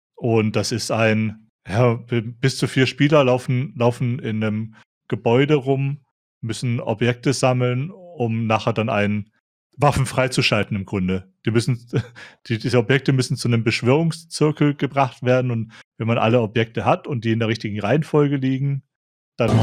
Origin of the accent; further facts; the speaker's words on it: a Swabian village, Germany; moved away; bei mir im, im schwäbischen Dorf